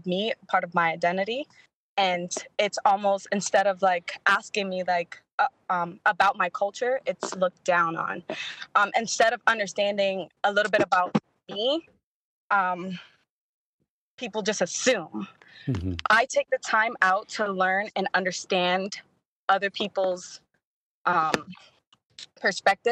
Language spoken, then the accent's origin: English; New York City, New York, United States; moved away as an adult; I'm from Brooklyn, New York.